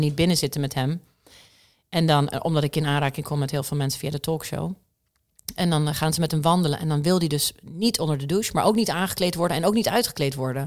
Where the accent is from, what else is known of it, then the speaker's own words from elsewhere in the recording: Tulsa, Oklahoma, United States; moved away; also born or lived in Netherlands; Mijn wiegje stond in Tulsa, Oklahoma, of all places echt het midden van Amerika.